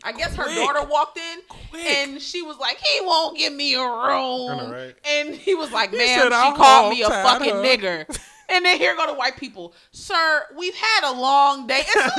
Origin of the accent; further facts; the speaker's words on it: New York City, New York, United States; moved away; I'm from Brooklyn.